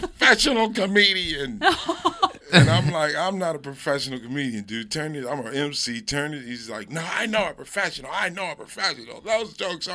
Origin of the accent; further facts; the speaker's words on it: Pasadena, California, United States; I grew up in Altadena, Pasadena